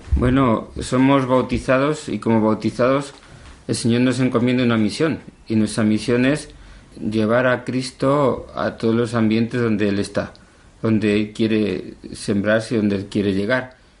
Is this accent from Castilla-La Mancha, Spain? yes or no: yes; Cuenca, Castilla-La Mancha, Spain; also born or lived in Valdeganga; Yo nací eh, ya hace, bueno, no muchos años, 53 nada más, en Cuenca, aunque yo me crié en un pueblo pequeñito de la provincia de Cuenca, Valdeganga. A los seis años eh, mis padres se trasladaron para aquí, para la ciudad